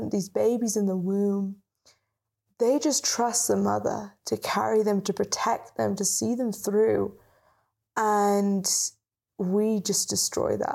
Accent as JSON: {"language": "English", "country": "United Kingdom", "said": "And when we lived in the UK, because we're British, yes. um, you can't tell by the accent."}